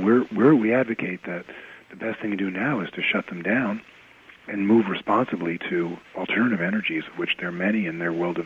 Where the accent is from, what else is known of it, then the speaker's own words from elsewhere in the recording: New Jersey, United States; moved away as an adult; now in Vermont, United States; I grew up in New Jersey, and in a suburb of New York City